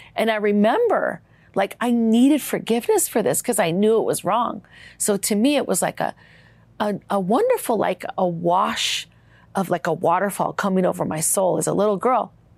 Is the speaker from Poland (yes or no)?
no; Minnesota, United States; my life growing up in Minnesota